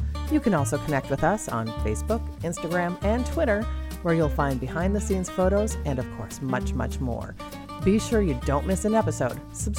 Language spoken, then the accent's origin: English; Stillwater, United States; Stillwater, which is my hometown, yours as well.